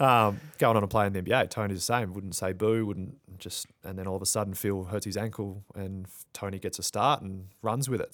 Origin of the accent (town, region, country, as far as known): Tasmania, Australia; moved away as an adult; also born or lived in Albuquerque, New Mexico, United States